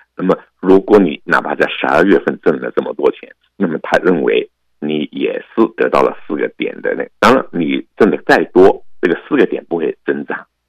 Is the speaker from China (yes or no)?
yes; China; 我们中国人